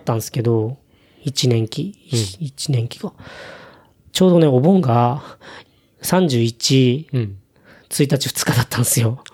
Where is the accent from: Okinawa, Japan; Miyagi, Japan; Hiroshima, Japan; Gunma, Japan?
Okinawa, Japan; 生まれ育ったね、うん、大浜っていうところ